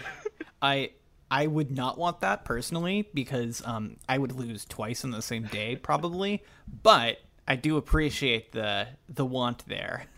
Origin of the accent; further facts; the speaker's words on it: Canada; moved away; I'm a Canadian citizen who hasn't lived there in two decades